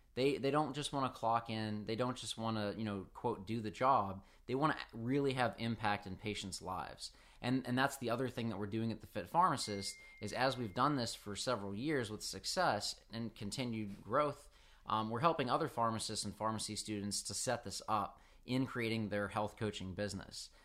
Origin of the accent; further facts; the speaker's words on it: Pittsburgh, Pennsylvania, United States; I'm, I'm from Pittsburgh up north